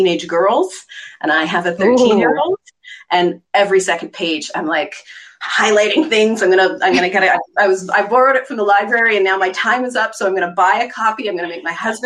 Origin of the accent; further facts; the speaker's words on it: Eastern Townships of Quebec, Canada; moved away; I'm actually from the Eastern Townships of Quebec, which is where Louise Penny is from